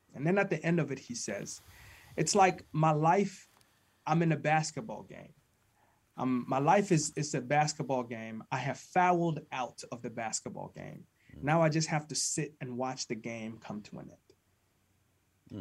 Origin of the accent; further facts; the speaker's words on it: Ghana; now in United States; I was born and raised in Ghana, West Africa